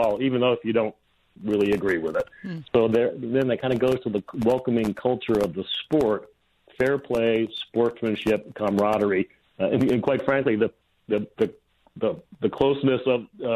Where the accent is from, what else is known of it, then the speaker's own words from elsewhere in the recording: Connecticut, United States; moved away as an adult; also born or lived in Southern California; I grew up in Connecticut